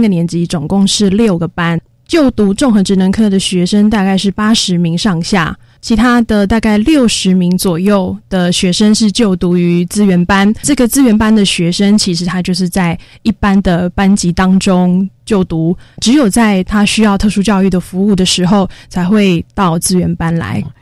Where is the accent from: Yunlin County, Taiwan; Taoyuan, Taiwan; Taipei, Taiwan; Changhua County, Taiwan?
Taoyuan, Taiwan; also born or lived in Kaohsiung; 我是桃园人，所以我在隔年我还是以家乡的教职目标为主啦